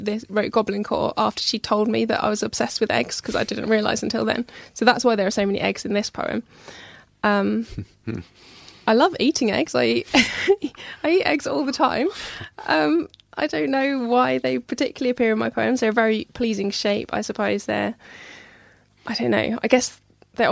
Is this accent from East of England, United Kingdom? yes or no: yes; Hertfordshire, East of England, United Kingdom; moved away as an adult; also born or lived in Nottingham; now in Wetherby, United Kingdom; I grew up in Hertfordshire